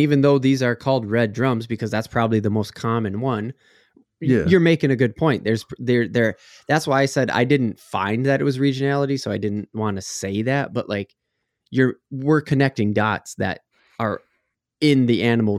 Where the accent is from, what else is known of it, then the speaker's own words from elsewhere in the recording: Texas, United States; I got to throw in, because I came from Texas, you know, Parks and Wildlife.